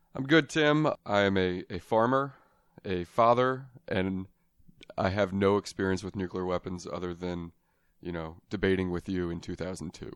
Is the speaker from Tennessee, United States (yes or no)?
no; Las Vegas, Nevada, United States; I am born and raised in Las Vegas.